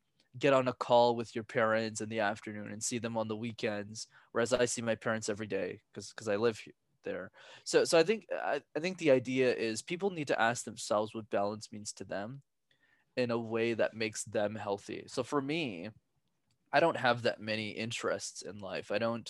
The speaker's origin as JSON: {"language": "English", "town": "Montreal", "region": "Quebec", "country": "Canada", "tie": "born or raised there", "said": "I'm born and raised in Montreal, Canada, but my parents are from Sri Lanka"}